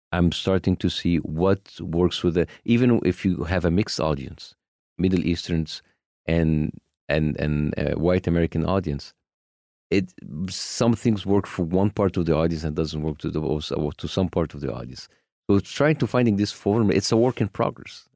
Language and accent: English; Egypt; moved away as an adult; now in United States; my home country